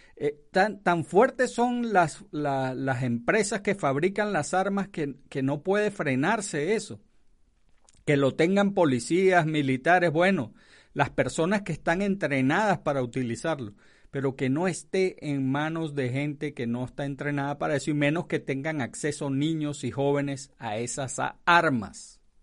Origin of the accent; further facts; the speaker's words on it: Venezuela; now in United States; donde nací, que es Venezuela